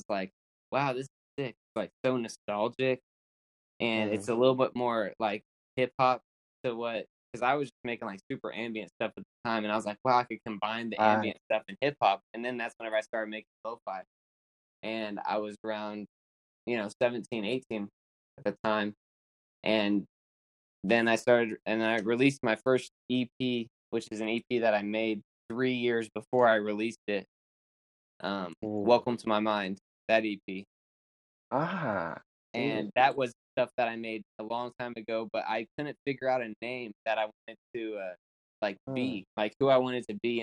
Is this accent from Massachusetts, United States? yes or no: no; Oklahoma, United States; I'm from Oklahoma, by the way. I forgot to say that. But I'm from Oklahoma, United States